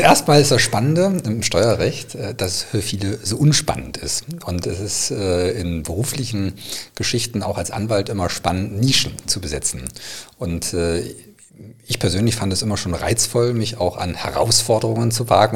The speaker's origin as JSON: {"language": "German", "town": "Bad Salzungen", "region": "Thuringia", "country": "Germany", "tie": "born or raised there", "said": "in Thüringen, in meiner Heimatstadt Bad Salzungen"}